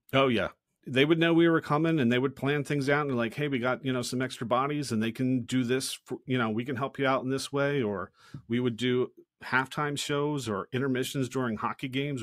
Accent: Philadelphia, Pennsylvania, United States; moved away; I grew up in Philadelphia

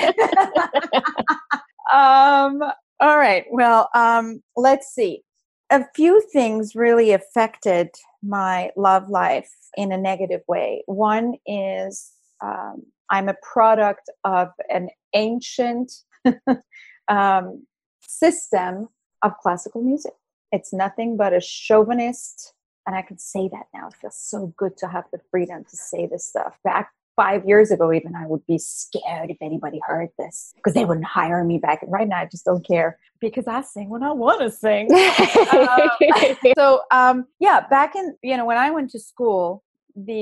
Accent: Iran; now in United States; I'm Iranian American, I come from a totally different culture. You know, we don't have dating in our culture in Iran, or at least back when I grew up.

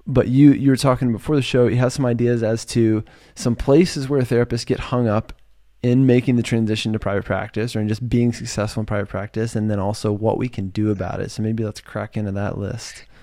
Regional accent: Virginia, United States; moved away as an adult; now in California, United States; I'm from Virginia, and I moved to California

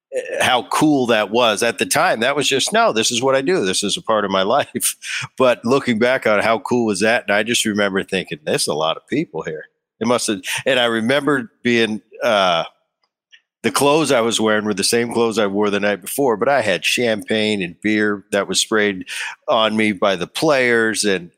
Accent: New Jersey, United States; we grew up in New Jersey, just outside of Philly, and we were Jersey kids, the … boys.

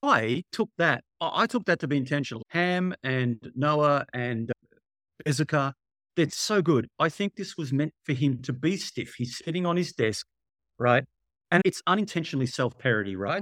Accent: Australia; I'm from Australia

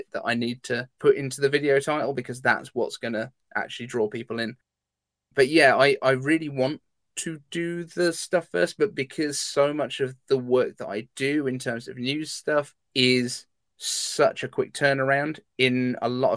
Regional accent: United Kingdom; I'm British

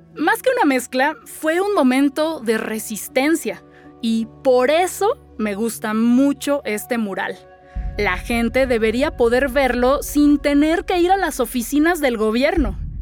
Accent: Mexico City, Mexico; Soy escritora y soy una verdadera chilanga

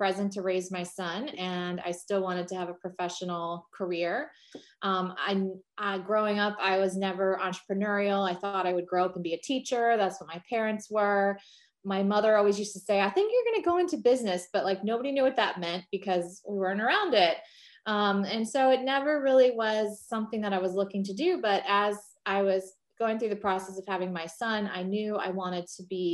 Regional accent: New Jersey, United States; another Jersey girl

